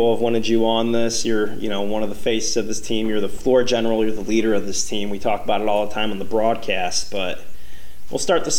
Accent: Chicago, Illinois, United States; now in Orlando, United States; I'm from the Chicago area.

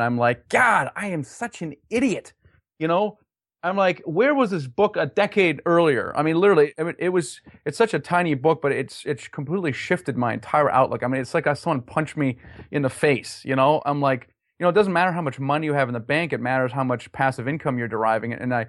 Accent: Germany; also born or lived in United States; Yeah, I'm originally from Germany, actually.

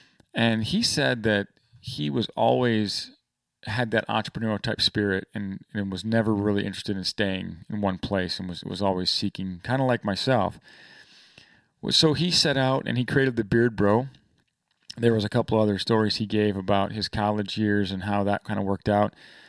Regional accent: Michigan, United States; And we grew up together in Northern Michigan.

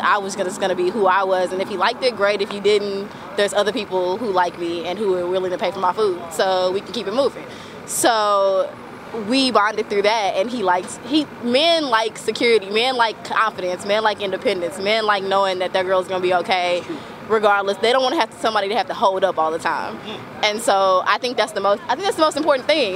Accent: Oklahoma, United States; I'm from Oklahoma

